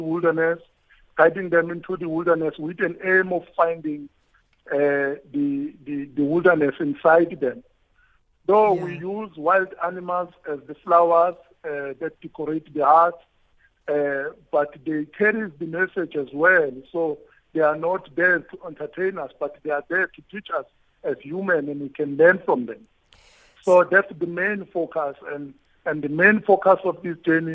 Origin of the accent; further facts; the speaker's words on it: Shambanyati, near Umfolozi, KwaZulu-Natal, South Africa; I was born in Gwashabisa, in a village called Shambanyati